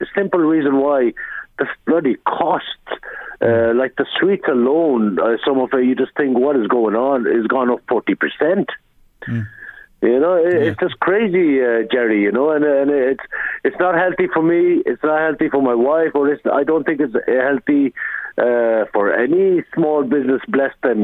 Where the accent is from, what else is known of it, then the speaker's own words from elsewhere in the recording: Ireland; I'm uh, born and raised in Ireland